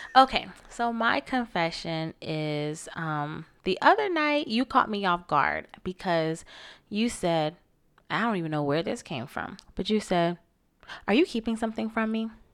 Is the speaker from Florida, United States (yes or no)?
yes; Florida, United States; born or raised there